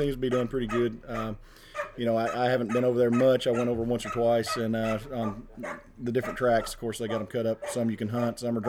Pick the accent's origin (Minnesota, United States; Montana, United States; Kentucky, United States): Kentucky, United States; Bowling Green; I'm from Bowling Green, Kentucky. Been in Nastra about 10 years now.